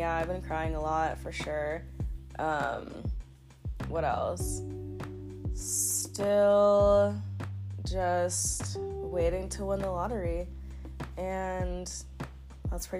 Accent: Florida, United States; moved away; born and raised in Florida

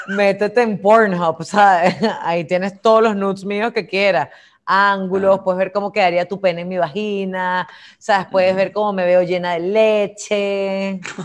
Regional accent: Venezuela; somos capaces los venezolanos

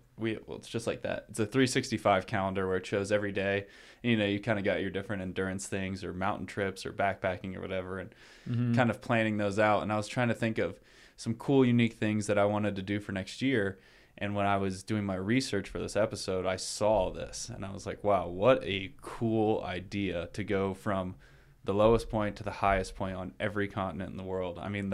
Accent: the East, United States; Like growing up in the East, it was like towns are towns forever.

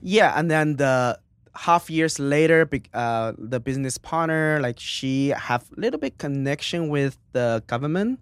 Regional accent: Suzhou, Jiangsu, China; English is a second language; moved away as an adult; now in United States; it's the city called Suzhou.

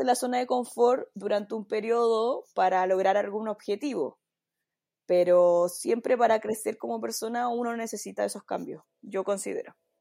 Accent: Santiago, Santiago Metropolitan Region, Chile; also born or lived in southern Chile; uno como santiaguina o como una persona acostumbrada a la ciudad

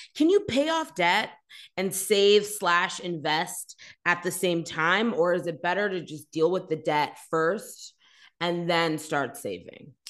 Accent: Canada; being Canadian slash North American

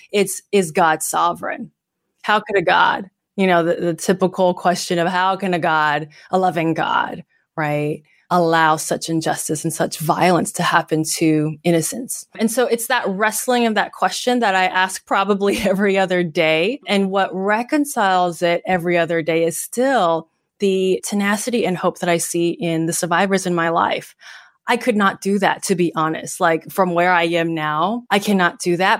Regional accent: Bay Area, California, United States; I'm being born and raised in the Bay Area

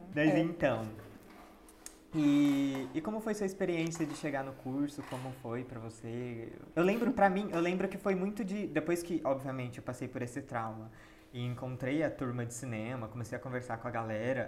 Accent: Jundiaí, São Paulo, Brazil; nós dois somos de Jundiaí

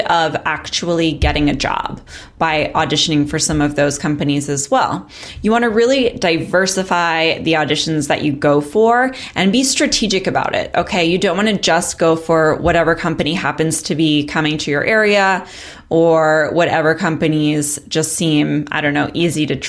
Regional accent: Long Island, New York, United States; I'm from Long Island

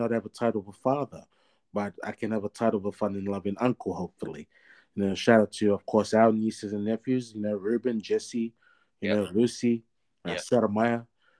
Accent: Sydney, New South Wales, Australia; I was born and raised in the Fijian, born in Sydney, Australia.

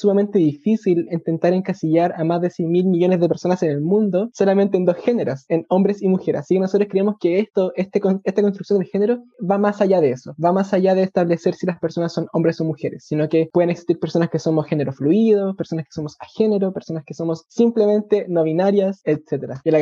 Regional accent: Puente Alto, Santiago Metropolitan Region, Chile; also born or lived in La Florida; yo crecí, nací y me crié en Puente Alto. Estudié en Puente Alto, hice toda mi vida en Puente Alto hasta los 19 años, que después me cambié de casa a la Florida, que es donde actualmente vivo.

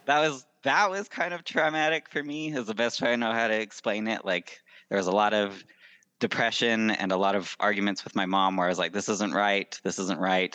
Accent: Salt Lake City, Utah, United States; I was born and raised in Salt Lake City, Utah

